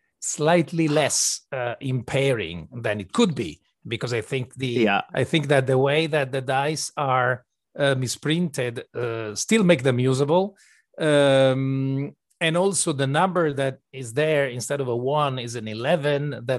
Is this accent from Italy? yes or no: yes; Venice, Veneto, Italy; And the lucky part was that we grew up in Venice, where we still have a studio and where we live. And in Venice, there's one of the only game studios in Italy